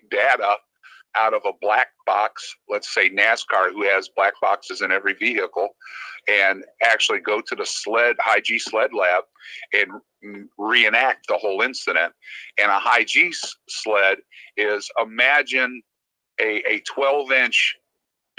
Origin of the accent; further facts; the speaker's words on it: Cleveland, Ohio, United States; moved away as an adult; Originally I'm from Cleveland. Moved down here to go racing on a pit cruise and stuff when I was, 19 years old